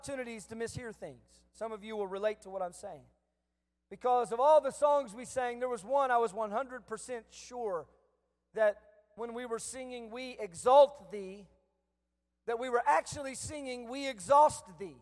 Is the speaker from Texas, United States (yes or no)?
yes; San Antonio, Texas, United States; growing up in San Antonio